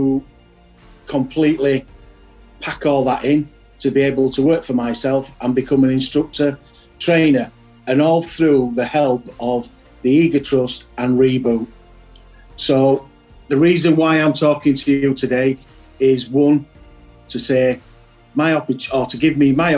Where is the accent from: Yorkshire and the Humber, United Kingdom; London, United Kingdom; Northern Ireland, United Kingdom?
Yorkshire and the Humber, United Kingdom; being a Yorkshireman